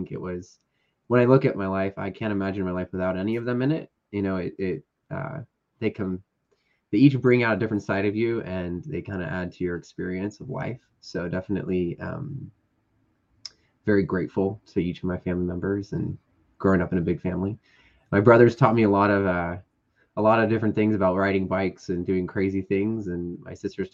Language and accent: English; Bay Area, California, United States; also born or lived in Castro Valley, California / Oakland, California; now in Napa, United States; I was born actually in Castro Valley and lived in Oakland for a little bit, and then pretty much just moved around the Bay Area, and now I'm in Napa, California.